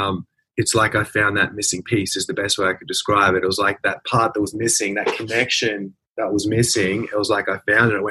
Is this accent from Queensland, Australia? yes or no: yes; Brisbane, Queensland, Australia; I grew up in Brisbane, middle class kind of family